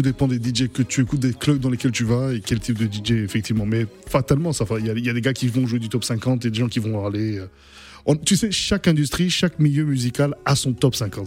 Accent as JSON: {"language": "French", "town": "Bria", "region": "Haute-Kotto", "country": "Central African Republic", "tie": "born or raised there", "moved": "yes", "said": "j'ai grandi à Bria, à l'est de, la, RCA"}